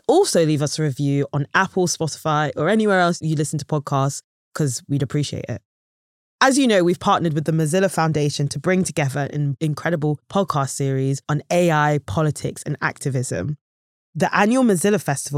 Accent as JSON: {"language": "English", "country": "Nigeria", "also_born_or_lived": "Malaysia", "said": "I'm actually Nigerian myself"}